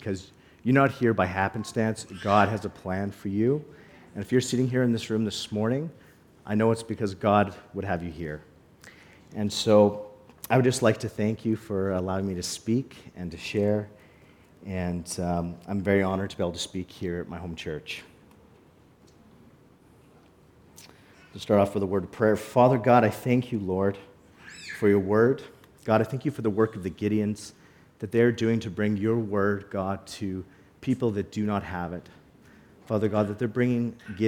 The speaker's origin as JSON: {"language": "English", "town": "Calgary", "region": "Alberta", "country": "Canada", "tie": "born or raised there", "lives_now": "Cold Lake, Canada", "said": "I grew up in Calgary, but I spent every summer coming to Cold Lake to visit my grandfather"}